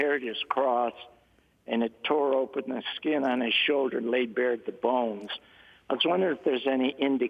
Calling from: Warrenton, Virginia, United States; Warrenton, Virginia, Father.

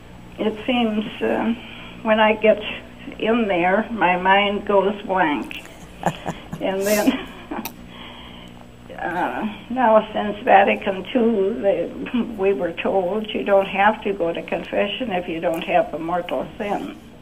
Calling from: Minnesota, United States

